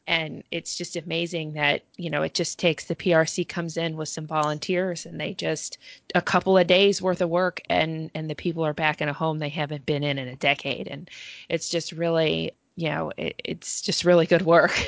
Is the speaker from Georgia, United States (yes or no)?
yes; Georgia, United States; I'm I'm actually from Georgia